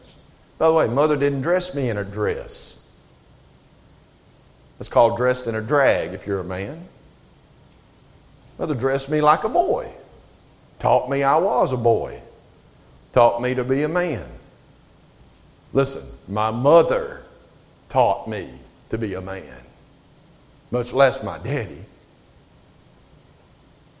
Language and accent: English; Alabama, United States; I'm from Alabama